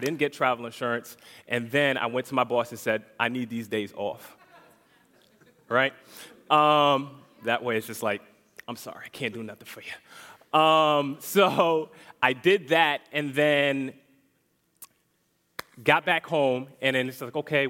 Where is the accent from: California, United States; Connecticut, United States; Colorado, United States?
Connecticut, United States; now in Orlando, United States; I'm not born here originally. I'm actually from Connecticut